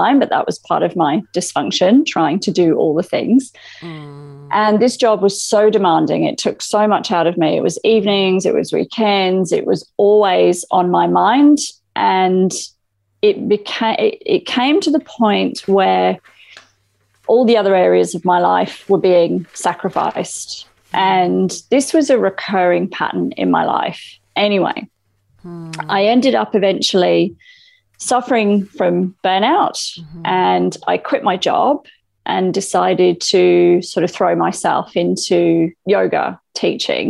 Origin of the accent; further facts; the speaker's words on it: England, United Kingdom; moved away as an adult; now in Australia; I grew up in England. I moved to Australia 18 years ago now